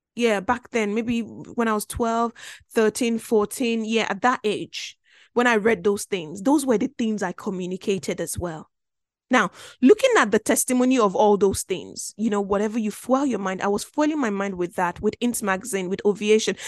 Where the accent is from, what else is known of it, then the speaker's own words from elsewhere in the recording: Belgium; now in United Kingdom; I grew up in Belgium.